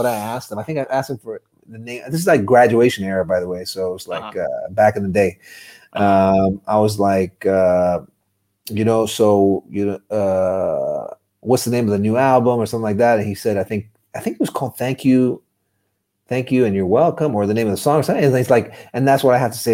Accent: Dubai, United Arab Emirates; a kid born and raised in Dubai

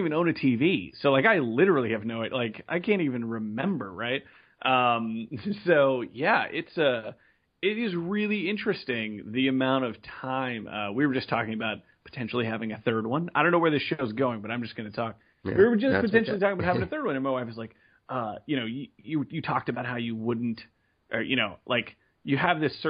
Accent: San Antonio, Texas, United States; I'm from Texas, San Antonio specifically, born and raised here.

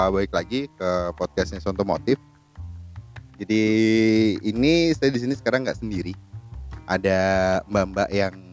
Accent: Semarang, Central Java, Indonesia; Eh, jadi sorry kalau bahasanya campur-campur karena kita memang dari Semarang semua

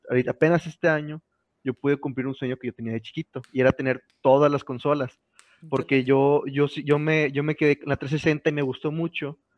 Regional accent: San Nicolás de los Garza, Nuevo León, Mexico; yo iba en ese momento en la secundaria técnica 55, allá por las puentes, en San Nicolás, aquí en Nuevo León

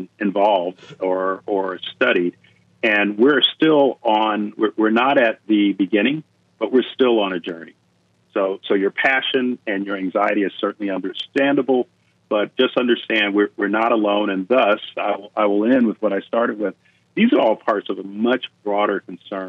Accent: Fort Lauderdale, Florida, United States; moved away; where I grew up in Fort Lauderdale

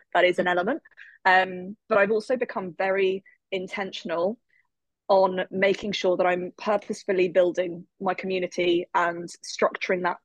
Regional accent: England, United Kingdom; I am from England. I live in England

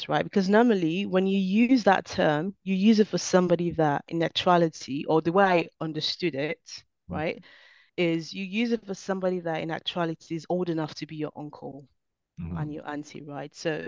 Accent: Nigeria; I am Nigerian born

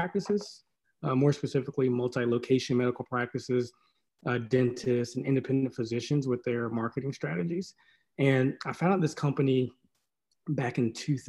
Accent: Maiden, North Carolina, United States; I'm from Maiden, North Carolina

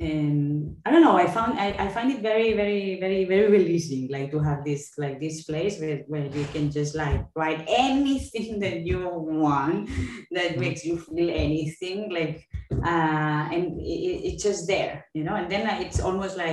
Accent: Catalonia, Spain; accent: Spanish or Catalan English; first language Catalan and Spanish; English is a second language

